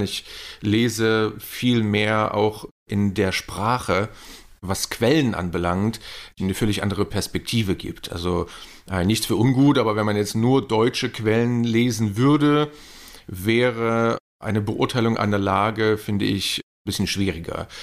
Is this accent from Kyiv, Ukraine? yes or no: yes; Kyiv, Ukraine; also born or lived in East Germany; now in Leipzig, Germany; ich bin in der DDR geboren, habe dann die ersten vier Jahre in der DDR verbracht und bin dann aber ja, rübergesiedelt sozusagen in die damalige Sowjetunion